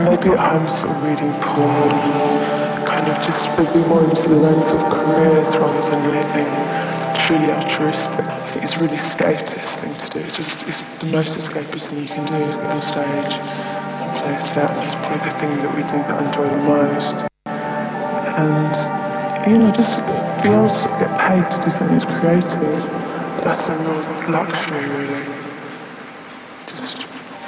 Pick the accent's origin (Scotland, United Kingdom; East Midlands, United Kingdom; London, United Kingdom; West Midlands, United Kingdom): London, United Kingdom; Ilford; I grew up in Ilford, sort of East London suburbs